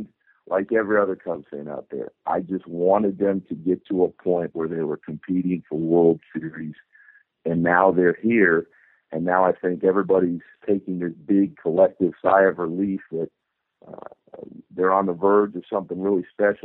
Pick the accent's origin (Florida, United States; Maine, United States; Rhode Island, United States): Florida, United States; Orlando; now in Chicago, United States; I grew up in Orlando, Florida.